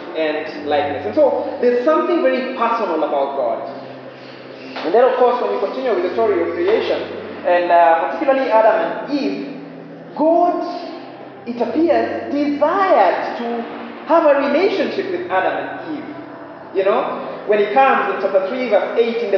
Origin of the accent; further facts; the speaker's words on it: Western Kenya, Kenya; I am from Western Kenya, married to a girl from Central Kenya